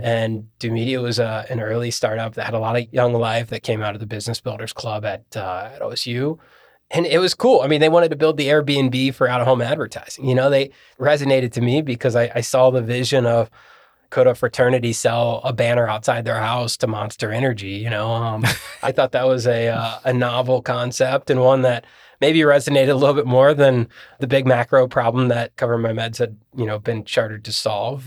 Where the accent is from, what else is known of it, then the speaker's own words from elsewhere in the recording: Columbus, Ohio, United States; also born or lived in Bowling Green; I'm from Columbus